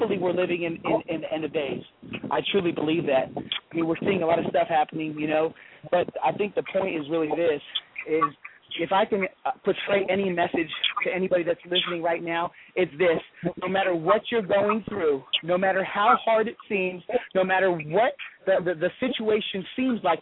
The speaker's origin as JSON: {"language": "English", "town": "Los Angeles", "region": "California", "country": "United States", "tie": "born or raised there", "moved": "yes", "lives_now": "Garland, United States", "said": "growing up in Los Angeles"}